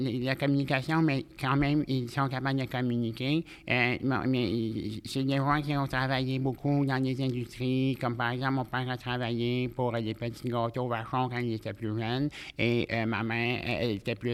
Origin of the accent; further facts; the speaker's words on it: Quebec, Canada; dans le centre du Québec.